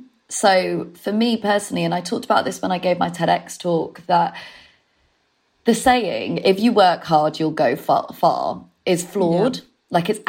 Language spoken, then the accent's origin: English; Leeds, Yorkshire and the Humber, United Kingdom; also born or lived in Manchester; I'm from the north, if you can't detect. I'm from Leeds and I used to live in Manchester.